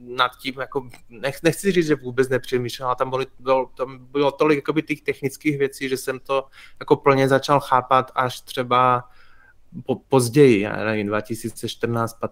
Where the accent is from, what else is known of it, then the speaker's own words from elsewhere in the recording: Košice, Košice Region, Slovakia; moved away as an adult; now in Prague, Czech Republic; Já jsem se narodil na Slovensku v Košicích, ale v 18 letech jsem vlastně zvednul kotvy podobně jako spoustu eh, lidí ze Slovenska v té době a šel jsem studovat do Prahy